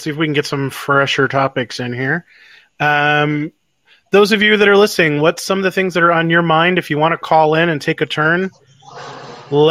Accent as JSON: {"language": "English", "country": "United States", "said": "I'm an American"}